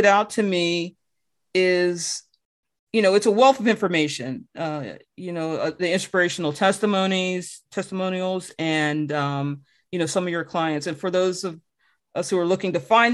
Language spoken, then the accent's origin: English; New Jersey, United States; I'm actually from Jersey